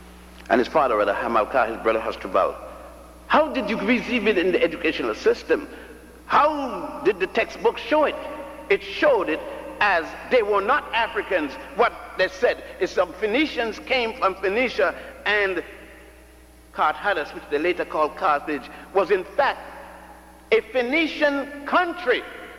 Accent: Puerto Rico; also born or lived in Ethiopia / Virgin Islands / Cuba / Brazil; I was born in Ethiopia, grew up in Puerto Rico, and the Virgin Islands, and Cuba, and Brazil.

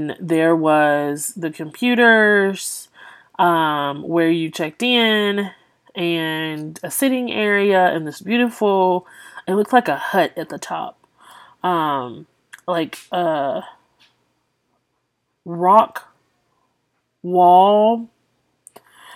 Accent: Louisiana, United States; I'm from Louisiana.

